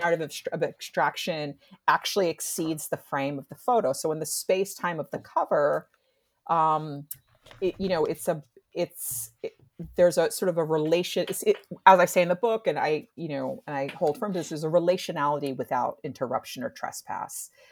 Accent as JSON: {"language": "English", "region": "New Jersey", "country": "United States", "said": "I'm from New Jersey"}